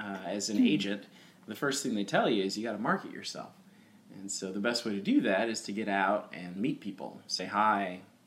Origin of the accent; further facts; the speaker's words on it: Carbondale, Illinois, United States; moved away; also born or lived in Houston, Texas / Texas City, Texas / Los Angeles; I grew up in a place called Carbondale, Illinois, which is southern, and that's about 6 hours south of Chicago